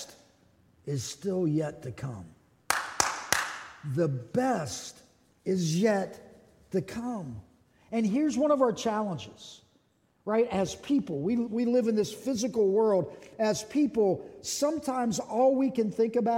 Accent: Pittsburgh, Pennsylvania, United States; moved away; I was raised in Pittsburgh

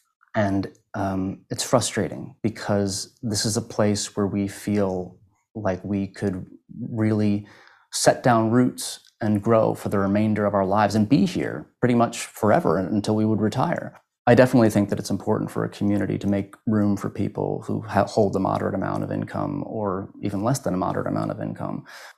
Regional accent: Howard County, Maryland, United States; I grew up in the Howard County school system and I loved it. I loved the experience of living here.

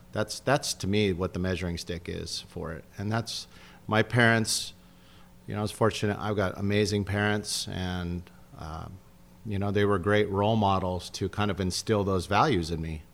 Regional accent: San Diego, California, United States; also born or lived in Los Angeles / Del Mar; I grew up in, I'm a native San Diego.

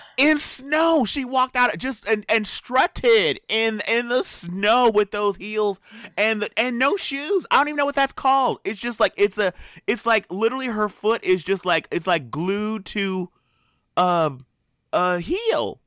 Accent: Southern California, United States; I am from Southern California, born and raised.

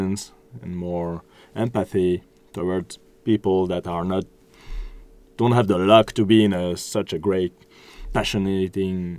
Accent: France; It's part of this cultural exchange that we're having. I'm from France, so wine is part of my culture, and I love it, and I can talk about it and share it.

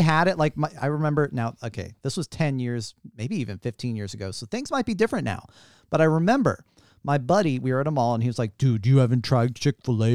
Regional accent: St. Louis, Missouri, United States; moved away; I'm from Saint Louis, Missouri

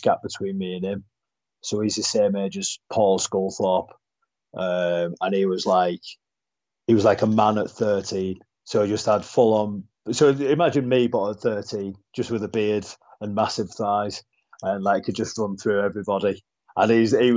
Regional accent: Barrow-in-Furness, North West England, United Kingdom; growing up in Barrow, it's just rugby league

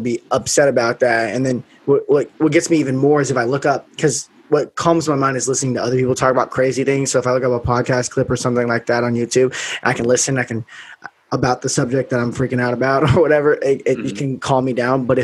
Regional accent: Las Vegas, Nevada, United States; I grew up in Vegas

